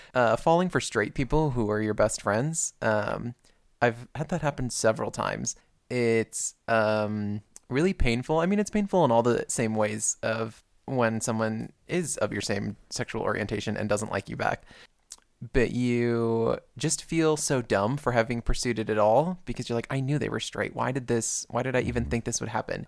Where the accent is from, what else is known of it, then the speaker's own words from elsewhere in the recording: Perrysburg, Ohio, United States; moved away as an adult; I'm from Ohio, from a very very white town